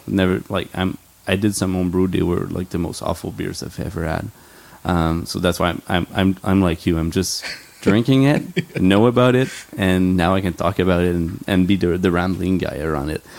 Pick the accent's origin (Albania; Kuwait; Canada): Canada; Quebec; I grew up in Quebec